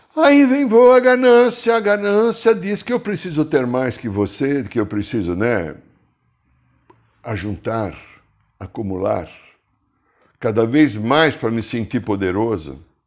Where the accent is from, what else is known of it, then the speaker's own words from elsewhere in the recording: Brazil; sou brasileiro